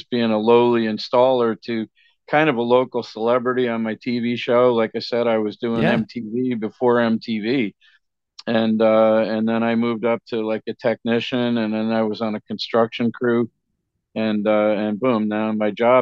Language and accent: English; New Jersey, United States; moved away as an adult; now in Michigan, United States; I was from New Jersey